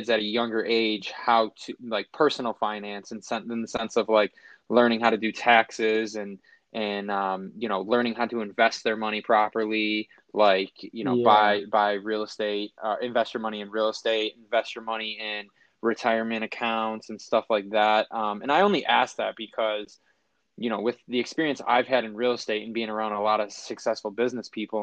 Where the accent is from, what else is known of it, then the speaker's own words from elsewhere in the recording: Buffalo, New York, United States; also born or lived in Lancaster, New York; the school district I grew up in Buffalo and Lancaster